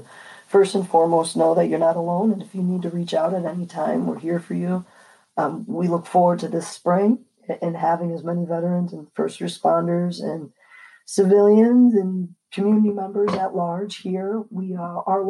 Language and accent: English; New York, United States; I'm blessed to grow in the state of New York. This is my home state